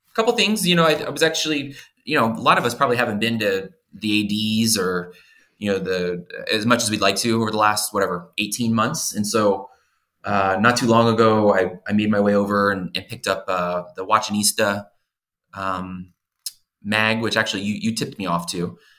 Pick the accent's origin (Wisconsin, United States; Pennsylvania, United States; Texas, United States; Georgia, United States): Pennsylvania, United States; Philadelphia; I grew up in Philadelphia